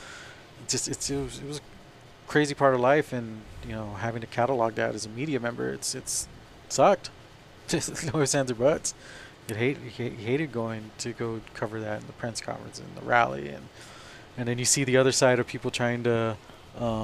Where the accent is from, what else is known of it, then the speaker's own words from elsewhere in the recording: Socorro, Texas, United States; growing up in Socorro